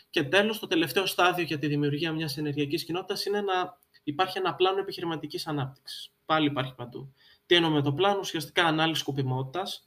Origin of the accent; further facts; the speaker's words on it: Greece; είμαι Έλληνας